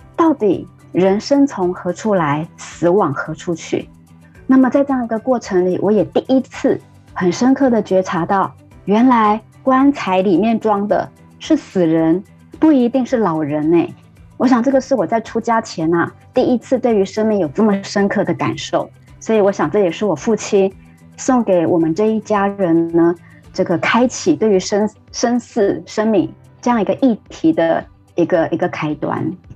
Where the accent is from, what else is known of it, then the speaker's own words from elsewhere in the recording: Taiwan; 我是客家人